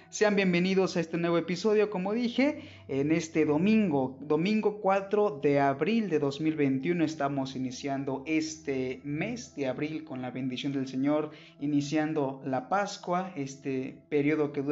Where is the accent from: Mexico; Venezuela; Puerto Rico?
Mexico; Zacatepec, Morelos; También mando un saludo muy especial a toda la diócesis de Cuernavaca, por supuesto, que es de donde yo soy, en la parroquia de Santiago Apóstol, Zacatepec, Morelos.